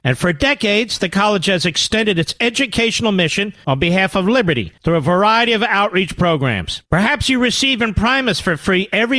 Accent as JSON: {"language": "English", "town": "Philadelphia", "region": "Pennsylvania", "country": "United States", "said": "I'm a Philadelphian myself."}